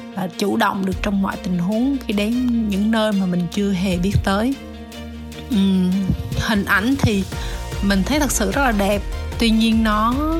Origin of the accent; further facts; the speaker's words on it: Vietnam; chỉ có hai chị em mình là người Việt thôi